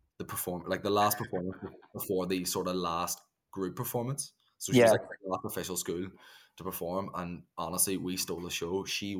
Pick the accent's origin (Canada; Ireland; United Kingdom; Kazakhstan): Ireland; I just need to say to the listeners, we're both Irish and there's a fair bit of slang that's going to come out of the pair of us.